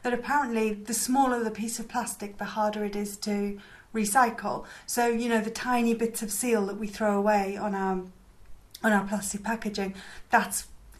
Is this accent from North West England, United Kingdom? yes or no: yes; West Cumbria, North West England, United Kingdom; I grew up in West Cumbria